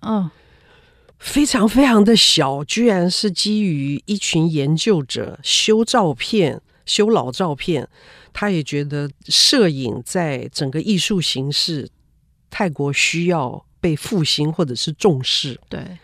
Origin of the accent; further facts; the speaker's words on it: Taiwan; 作为一个台湾人何其幸福